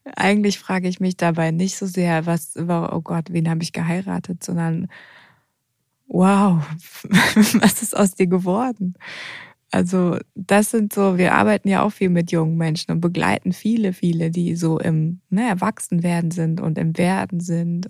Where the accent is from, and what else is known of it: Odenwald, Germany; moved away